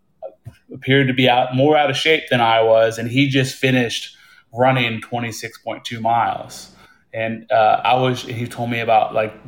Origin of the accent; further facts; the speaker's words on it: Midwest, United States; moved away as an adult; also born or lived in Hawaii; I grew up in the Midwest, and that's where I'm living right now.